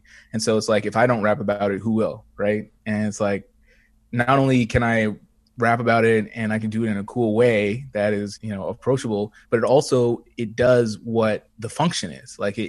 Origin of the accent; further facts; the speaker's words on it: Edmonton, Alberta, Canada; because I feel like when I was growing up in Edmonton, I didn't know it existed at all.